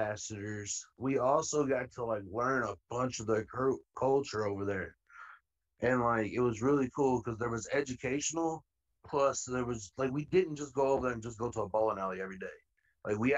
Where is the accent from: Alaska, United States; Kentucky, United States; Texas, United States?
Kentucky, United States; Louisville; I grew up in Louisville, Kentucky